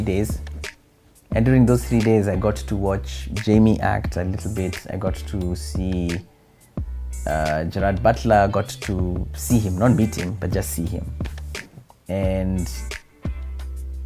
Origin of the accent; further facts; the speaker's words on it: Kenya; accent: Kenyan; moved away as an adult; now in United States; I'm from Kenya.